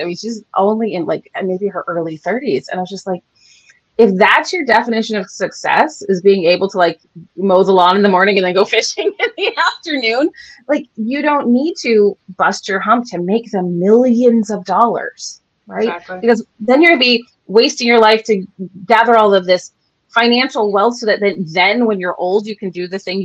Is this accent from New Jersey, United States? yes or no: no; San Francisco, California, United States; I'm born and raised in San Francisco